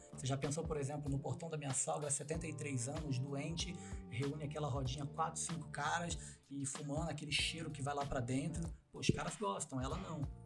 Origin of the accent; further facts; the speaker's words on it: Mesquita, Rio de Janeiro, Brazil; also born or lived in Jardim Guacuri, São Paulo; now in São Paulo, Brazil; eu sou da Chatuba de Mesquita. Baixada Fluminense do Rio de Janeiro.